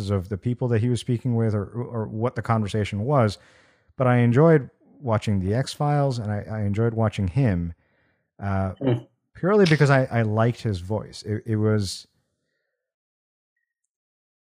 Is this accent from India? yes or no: yes; India; moved away; when I was growing up in India